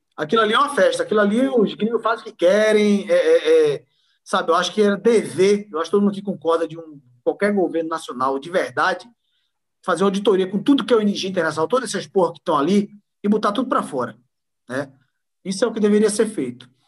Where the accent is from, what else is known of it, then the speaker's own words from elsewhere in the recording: Recife, Pernambuco, Brazil; moved away as an adult; also born or lived in Envira, Amazonas / Mirassol d'Oeste, Mato Grosso; now in São Paulo, Brazil; eu sou pernambucano de nascença, nasci da capital, no Recife